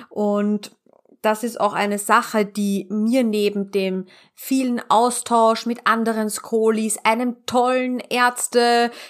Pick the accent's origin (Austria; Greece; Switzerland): Austria; Also man darf bei uns in Österreich sich nicht ähm, Berater nennen oder eine 1 zu 1 Beratung anbieten, wenn man dieses Gewerbe nicht hat.